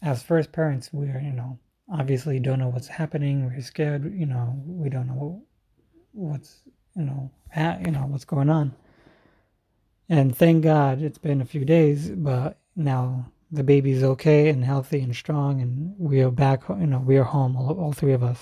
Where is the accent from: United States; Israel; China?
Israel; I am from Israel